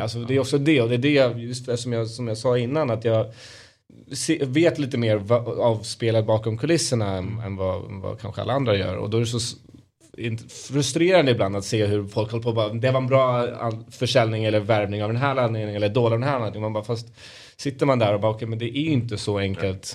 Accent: Stockholm, Stockholm County, Sweden; vi alla barn är ju uppvuxna här

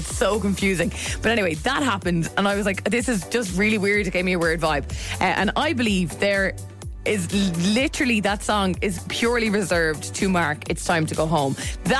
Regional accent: West Waterford, Munster, Ireland; I spent a good bit of time growing up in West Waterford.

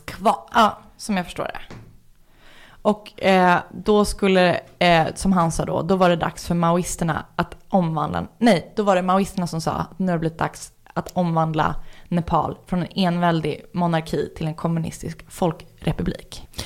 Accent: Stockholm, Stockholm County, Sweden; jag är från Stockholm

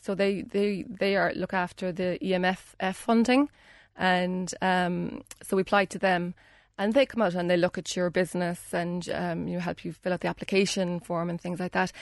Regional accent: Union Hall, Munster, Ireland; I'm from Union Hall

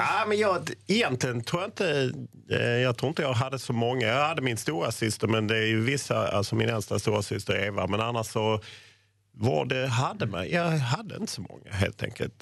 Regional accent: Lund, Skåne, Sweden; jag är ju född i Lund

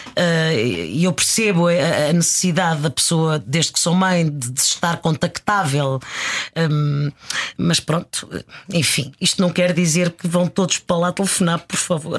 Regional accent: Lisbon, Portugal; also born or lived in Mozambique; nasci em Moçambique, vim com dois aninhos e fomos viver para o, para o bairro da Graça.

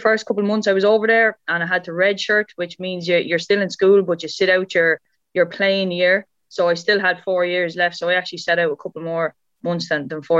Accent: Dungarvan, Munster, Ireland; also born or lived in United States; I was in basketball camps in growing up in Waterford in Dungarvan

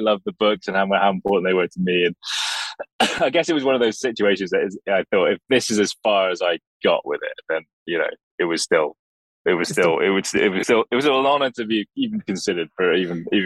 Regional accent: Oxford, South East England, United Kingdom; I was born in Oxford, and I grew up there

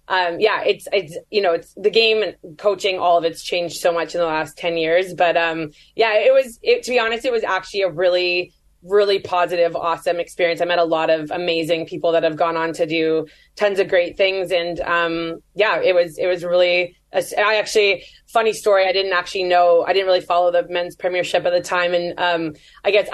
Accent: Canada; I'm Canadian

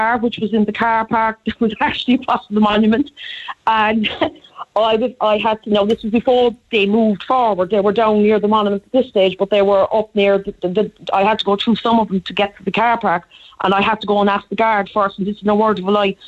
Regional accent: Cork, Munster, Ireland; I grew up in Cork. I'm in Cork most of my life.

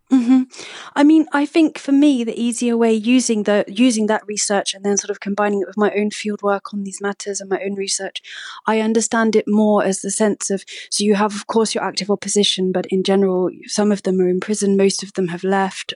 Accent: United Kingdom; also born or lived in Moscow; as a British person

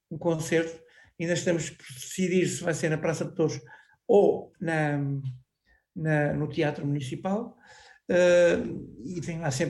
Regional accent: Anadia, Aveiro District, Portugal; Foi aqui na minha terra onde eu vivo, na Anadia

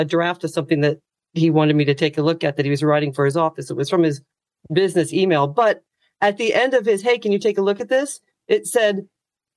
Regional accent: United States; moved away as an adult; now in Ireland; as an American

